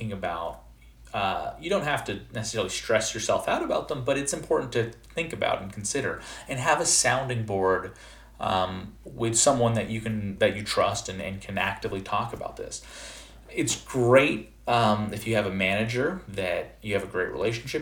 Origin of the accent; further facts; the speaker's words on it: Canada; moved away; I'm originally from Canada, and in Canada, we have junior kindergarten and then senior kindergarten before going off into first grade. And so I was in junior kindergarten, 4 years old